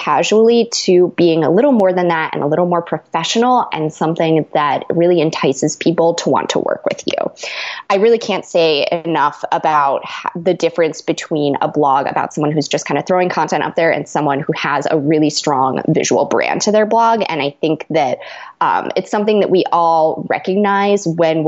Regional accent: Pittsburgh, Pennsylvania, United States; moved away as an adult; now in Chicago, United States; I was actually born and raised in Pittsburgh, and that's where I've spent most of my life

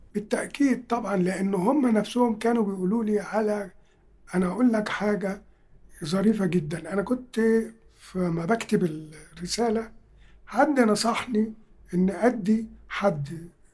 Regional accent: Egypt; بتاعتنا كمصريين

